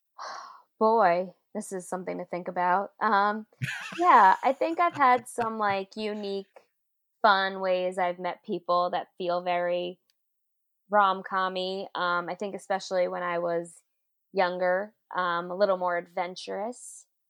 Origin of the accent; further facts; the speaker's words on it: New York City, New York, United States; also born or lived in Brooklyn; born and raised in Queens. Now I live in Brooklyn.